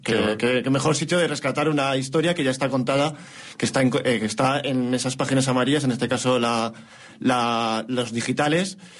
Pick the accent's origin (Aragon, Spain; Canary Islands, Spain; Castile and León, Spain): Castile and León, Spain; near Pedrosa del Rey / Toro area; cerca de mi pueblo